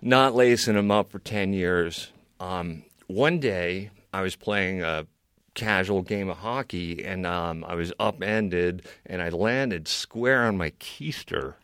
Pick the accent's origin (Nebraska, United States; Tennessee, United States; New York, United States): New York, United States; New York City; now in Maine, United States; I was born in New York City.